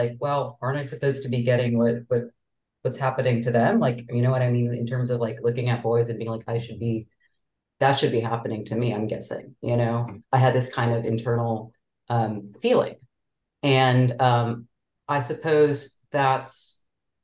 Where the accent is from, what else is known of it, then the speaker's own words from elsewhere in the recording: Chicago, Illinois, United States; now in Boston, United States; I grew up in Chicago and like the Wrigleyville area, Boys Town area